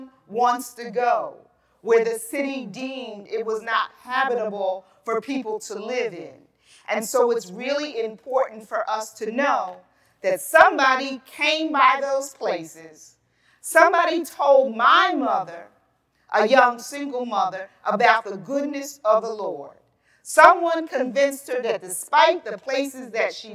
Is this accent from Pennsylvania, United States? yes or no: yes; Philadelphia, Pennsylvania, United States; moved away as an adult; now in West Chester, United States; I grew up in Philadelphia